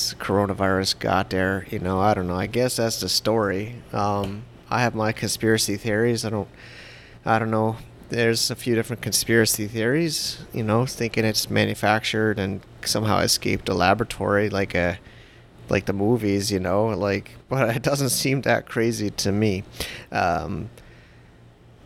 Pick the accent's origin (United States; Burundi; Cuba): United States; also born or lived in New Jersey; now in Philippines; my experiences as an American with a wife, and my wife and kids are in China, and I'm in the Philippines